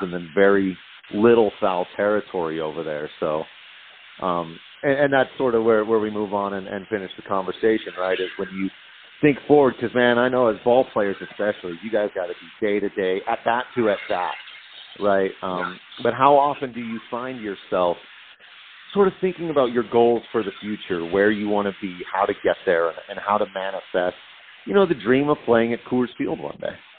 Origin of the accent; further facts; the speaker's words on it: Grand Junction, Colorado, United States; Grand Junction is my hometown